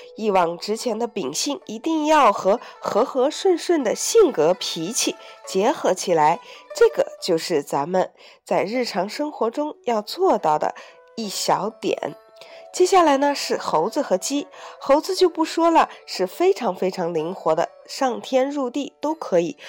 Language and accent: Chinese; China; also born or lived in Beijing; 我们中国人